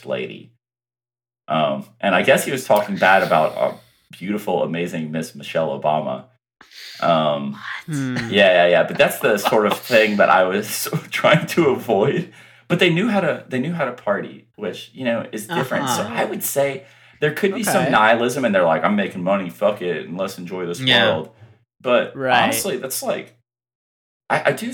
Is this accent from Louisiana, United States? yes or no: yes; Louisiana, United States; I'm from Louisiana